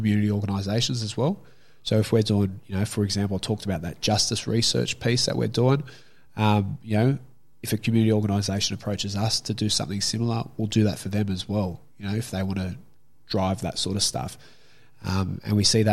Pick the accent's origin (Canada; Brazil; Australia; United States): Australia; Sydney, New South Wales; I grew up in Glebe